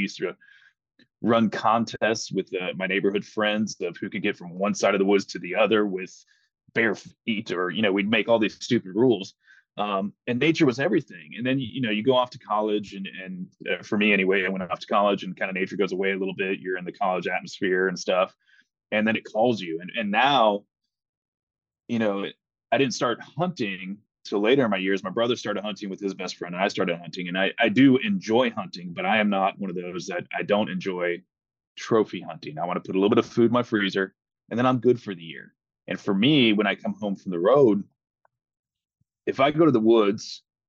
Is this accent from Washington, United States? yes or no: no; Panama City, Florida, United States; I grew up in Panama City, Florida, where we were stationed at Tyndall Air Force Base.